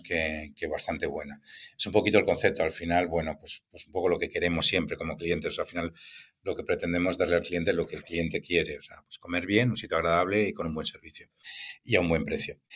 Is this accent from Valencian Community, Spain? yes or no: yes; Valencia, Valencian Community, Spain; also born or lived in Barcelona; estaba desplazado en Barcelona y la forma de, volver a Valencia